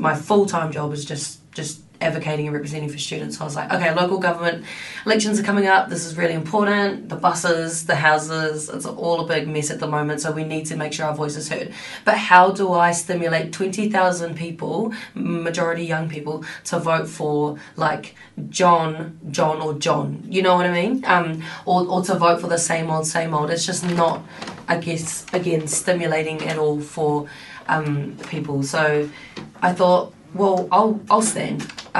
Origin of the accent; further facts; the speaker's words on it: Tokoroa, Waikato, New Zealand; also born or lived in Auckland / Paihia / Christchurch; And so I was born in Auckland. First few years spent in Paihia up north. Was brought up in Christchurch for about 8 years, and then I went through intermediate and high school in Tokoroa, which is a small town in the central North Island.